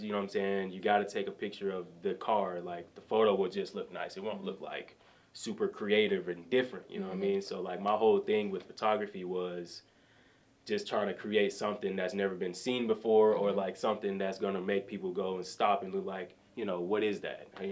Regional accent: Atlanta, Georgia, United States; I'm from Atlanta

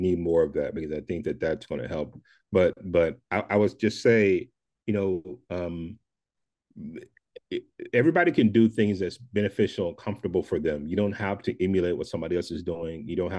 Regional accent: the South, United States; I'm from the South, and we have this thing called Southern hospitality

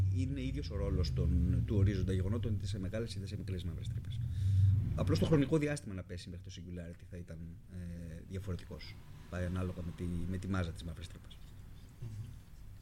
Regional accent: Greece; also born or lived in United States / Germany; αισθανόμουν πιο οικία στο περιβάλλον της Ελλάδας

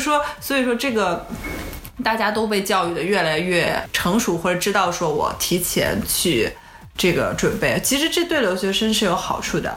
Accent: China; also born or lived in Silicon Valley, United States; now in United States; 我们中国人

